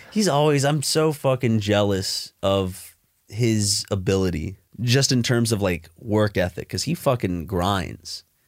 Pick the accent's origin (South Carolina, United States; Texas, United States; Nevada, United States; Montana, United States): South Carolina, United States; Columbia; now in Los Angeles, United States; Columbia, my home t, like, my hometown where I was, where I was born